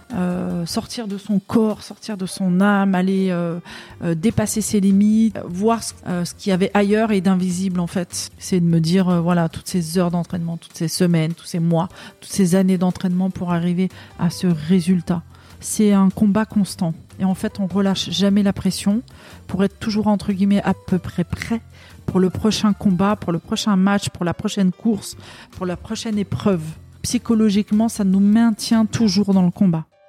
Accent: Aubervilliers, Île-de-France, France; also born or lived in Saint-Denis / Pierrefitte / Paris; je suis née à Saint-Denis et j'ai grandi en partie à Pierrefitte. Ensuite, à l'âge de 5 ans, on, on a déménagé à Aubervilliers où j'ai fait une grande partie de, de ma jeunesse euh, jusque l'âge de 18 ans

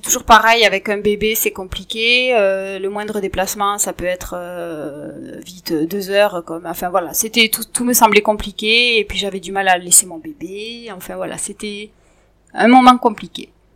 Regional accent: Montauban, Occitania, France; moved away as an adult; also born or lived in Paris; now in Tarnos, France; je suis née à Montauban, il y a 43 ans de ça maintenant. je suis d'une famille de trois enfants et j'ai grandi tout simplement avec des parents ensemble

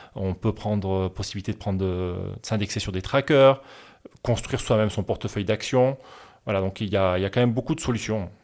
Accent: France; moved away as an adult; now in Barcelona, Spain; originaire du sud de la France et où j'ai grandi dans les Pyrénées

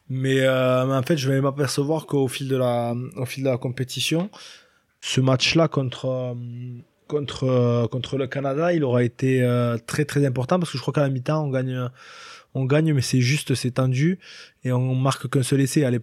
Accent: France; On est on est français, et on restera français, donc on s'adapte et on se met au niveau des autres équipes.

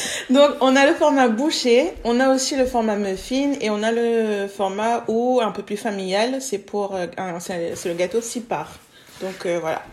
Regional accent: Réunion; now in Bordeaux, France; je suis réunionnaise de base.

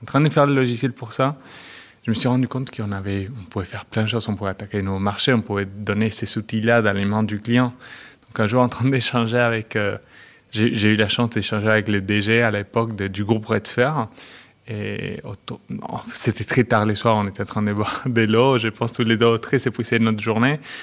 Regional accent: Argentina; French is a second language; moved away as an adult; also born or lived in Chile / Metz, France / Luxembourg; je suis né au Chili. Mais j'ai grandi en Argentine

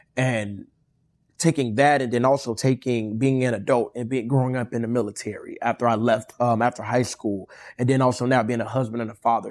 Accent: Inglewood, California, United States; I'm from Inglewood

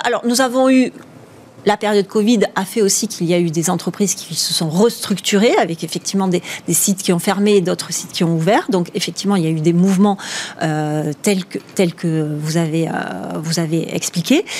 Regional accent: the South, south of France, France; accent: southern; j'ai un petit accent du hmm, Sud

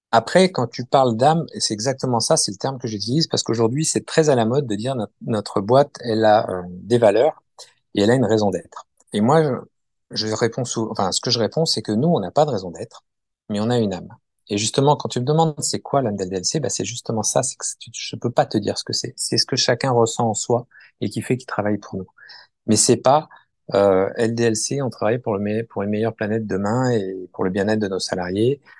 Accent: Périgueux, Nouvelle-Aquitaine, France; born there; alors moi, bah, en fait, je suis né à Périgueux où j'ai passé les six premiers mois de ma vie.

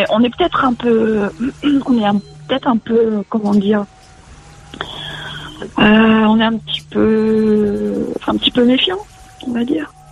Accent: Quimper, Brittany, France; Je suis née à Quimper, tu sais.

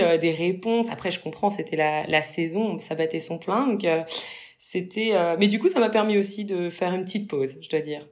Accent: Mâcon, Bourgogne-Franche-Comté, France; moved away; je viens de Mâcon de base

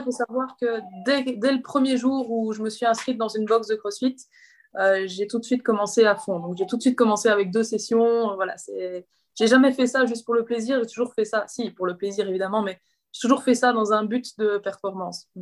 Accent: Belgium; je suis belge

